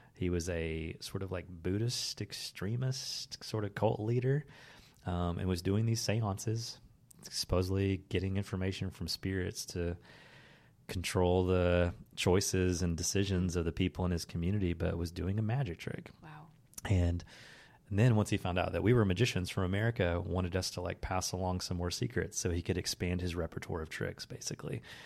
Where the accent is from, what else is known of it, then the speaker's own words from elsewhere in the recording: the Bible Belt, United States; the faith that I grew up with as a kid that was kind of like hammered into me growing up in the Bible Belt